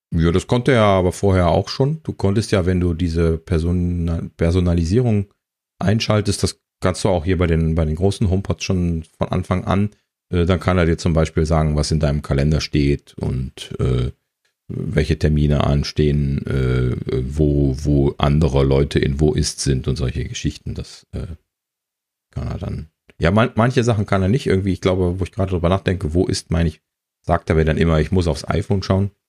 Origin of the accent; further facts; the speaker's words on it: Germany; als Deutscher